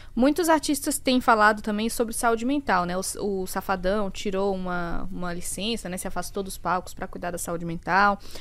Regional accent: Bahia, Brazil; now in São Paulo, Brazil; sou da Bahia

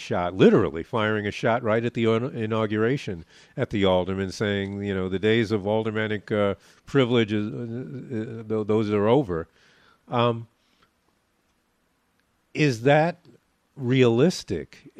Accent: New York, United States; now in Chicago, United States; I grew up in New York

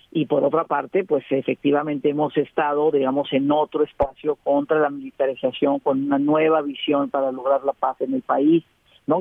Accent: Mexico

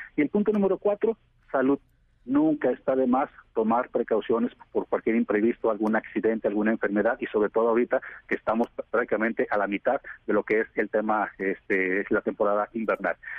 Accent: Mexico; nosotros como mexicanos

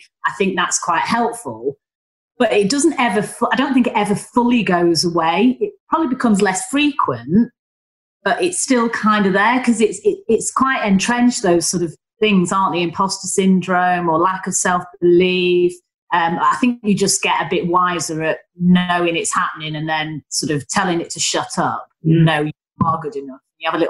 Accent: Northern England, United Kingdom; accent: Northern; I, with my Northern accent, and my degree was as good as everyone else

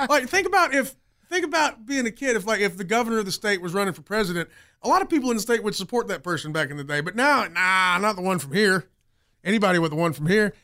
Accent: Greenville, South Carolina, United States; I'm from Greenville

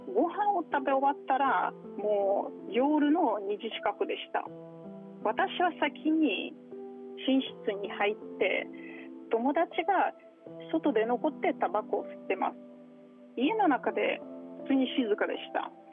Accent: Moscow, Russia; Japanese is a second language; also born or lived in Toyama Prefecture, Japan; now in Toyama, Japan; 私はもともとモスクワ出身でモスクワはすごい綺麗な街ですが

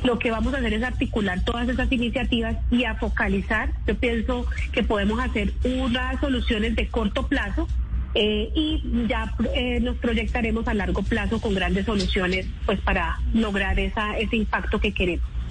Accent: Boyacá, Colombia; Boyacá, mi tierra

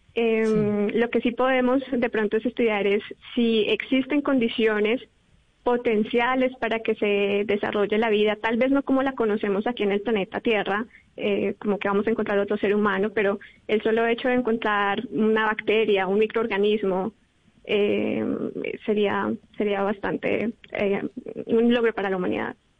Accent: Bogotá, Colombia; moved away as an adult; also born or lived in Europe; soy del Colegio INAM de Kennedy y allí estuve en un grupo de astronomía

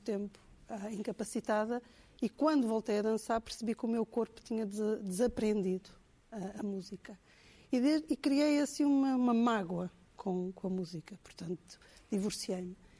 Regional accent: Angola; Eu, eu cresci em Angola

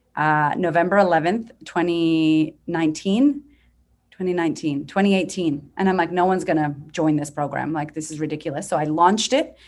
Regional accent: United States; moved away as an adult; now in Australia; I'm from America

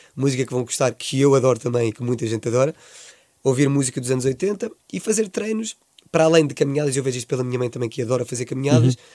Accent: Swansea, Wales, United Kingdom; moved away; como sou de Swansea

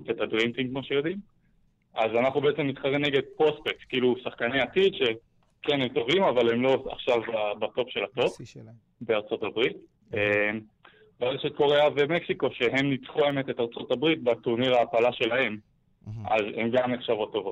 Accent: Israel; אז קודם כל אנחנו ארבעה ישראלים. ארבעה, אוקיי. ארבעה צברים.

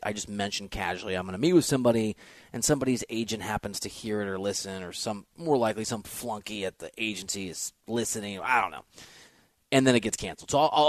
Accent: Iowa, United States; also born or lived in Chicago suburbs / Wisconsin / Missouri / Arkansas; even though I'm from Iowa and lived in the Chicago suburbs for a while, in Wisconsin for a while.

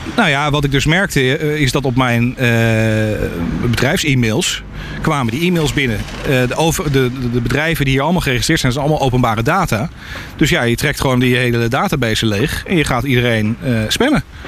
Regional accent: Netherlands; moved away; Ik ben een Nederlander

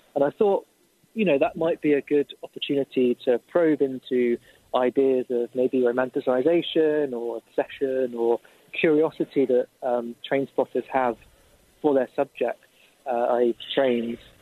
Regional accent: south of England, United Kingdom; moved away; my hometown, a train trip, of course, uh, in the south of England

